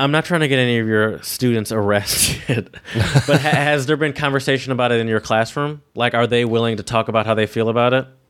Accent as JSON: {"language": "English", "country": "United States", "said": "me as the American"}